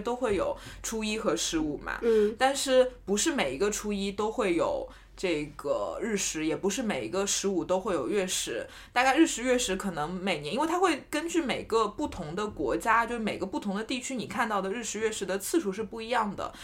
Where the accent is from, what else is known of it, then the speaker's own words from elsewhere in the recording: China; 我们中国人